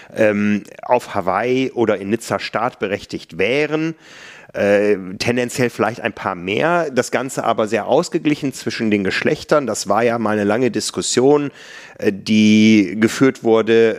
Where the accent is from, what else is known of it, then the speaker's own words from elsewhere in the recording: near Harsewinkel, North Rhine-Westphalia, Germany; now in Hamburg, Germany; in meiner Heimat gab es immer eine frühe Mitteldistanz, ich glaube in Hasewinkel